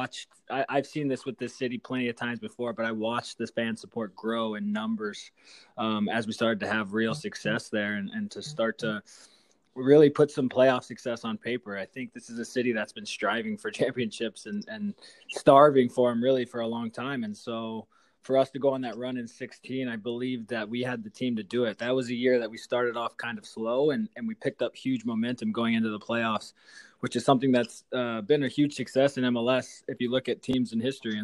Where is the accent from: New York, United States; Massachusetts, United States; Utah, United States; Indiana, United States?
Indiana, United States; Indianapolis; moved away as an adult; also born or lived in Seattle; now in Canada; where I grew up in Indianapolis